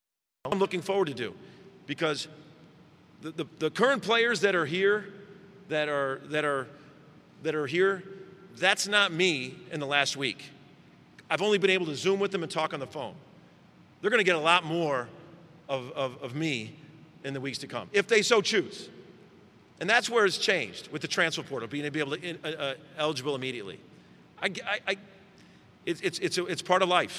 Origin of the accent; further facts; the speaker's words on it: Chicago, Illinois, United States; moved away as an adult; now in Oklahoma, United States; I grew up in Chicago, I spent 10 years in Chicago